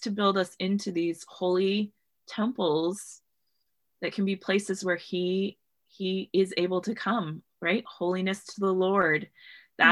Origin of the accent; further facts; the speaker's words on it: Washington, United States; I grew up in Washington State